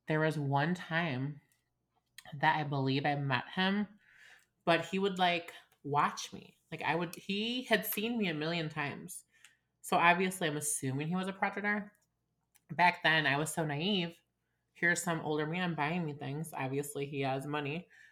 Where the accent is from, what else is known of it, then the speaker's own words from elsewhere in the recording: Chicago, Illinois, United States; also born or lived in Evanston, Illinois; I'm obviously from Chicago. Was born in Evanston